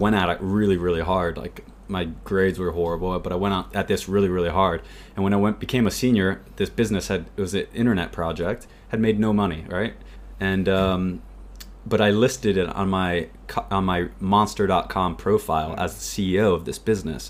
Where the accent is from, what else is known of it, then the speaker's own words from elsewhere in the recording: United States; growing up in the US